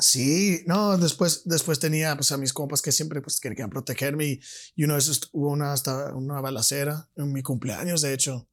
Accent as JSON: {"language": "Spanish", "town": "El Paso", "region": "Texas", "country": "United States", "tie": "born or raised there", "also_born_or_lived": "San Francisco Bay Area, California", "said": "a los 7, 9 años, 7, 8 años me fui a El Paso, Texas."}